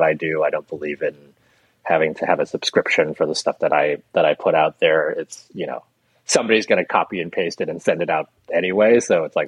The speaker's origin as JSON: {"language": "English", "country": "United States"}